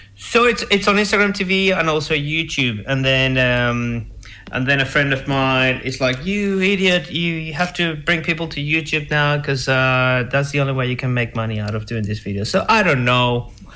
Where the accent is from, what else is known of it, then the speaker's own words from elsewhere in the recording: Venezuela; moved away; I say it in my show and that I'm from Venezuela.